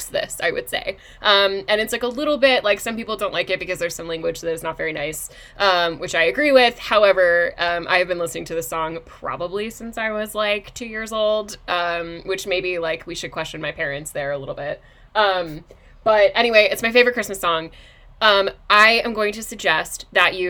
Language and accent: English; New Jersey, United States; I'm from New Jersey